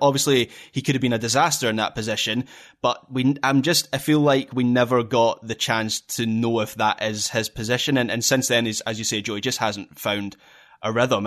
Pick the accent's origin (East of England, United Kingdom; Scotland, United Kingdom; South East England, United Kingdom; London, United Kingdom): Scotland, United Kingdom; being a Scot